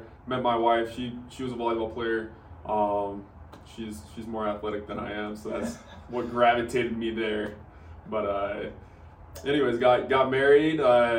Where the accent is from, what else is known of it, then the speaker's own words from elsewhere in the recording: St. George, Utah, United States; moved away as an adult; also born or lived in Cedar City, Utah / Dallas, Texas; I'm a local. So I was born and raised here in St. George. Clear back in 1993. No, I was born and raised here.